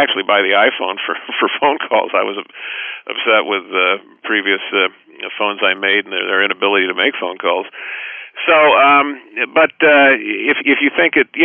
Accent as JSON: {"language": "English", "town": "Los Angeles", "region": "California", "country": "United States", "tie": "born or raised there", "said": "I grew up in Los Angeles"}